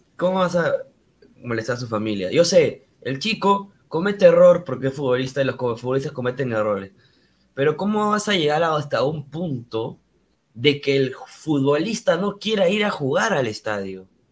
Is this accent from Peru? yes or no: yes; Peru; nosotros como peruanos